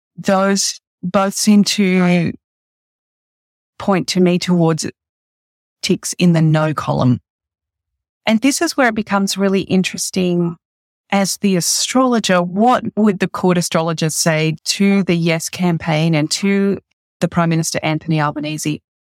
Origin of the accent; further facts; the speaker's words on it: Australia; as an Australian